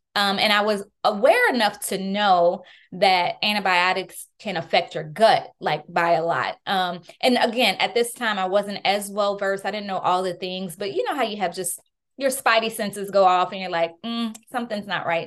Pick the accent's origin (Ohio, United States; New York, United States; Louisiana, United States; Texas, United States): Louisiana, United States; New Orleans; moved away; I was born and raised in New Orleans, Louisiana